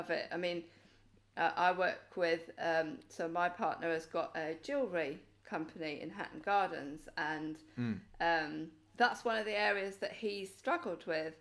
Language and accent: English; Wales, United Kingdom; I'm from Wales